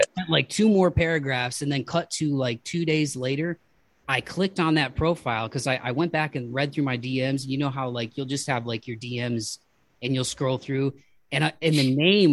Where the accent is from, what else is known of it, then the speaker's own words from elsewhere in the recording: Toledo, Ohio, United States; growing up in like Toledo, Ohio, and like being middle class